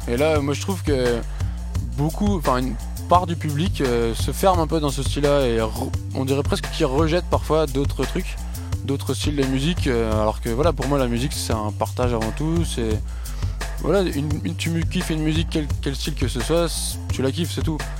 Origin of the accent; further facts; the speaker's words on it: near Lille, Hauts-de-France, France; même de, à côté de Lille